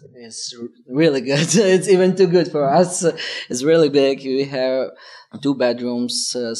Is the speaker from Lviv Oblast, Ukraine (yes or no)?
yes; Drohobych, Lviv Oblast, Ukraine; English is a second language; moved away as an adult; now in United States; So I'm 32 and I'm from Drohobyj too.